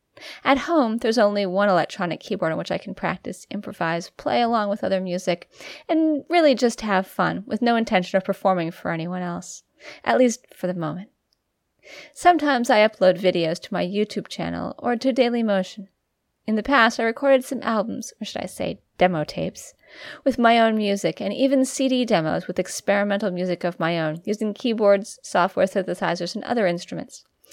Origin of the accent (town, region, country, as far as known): Albacete, Castilla-La Mancha, Spain; born there; English is a second language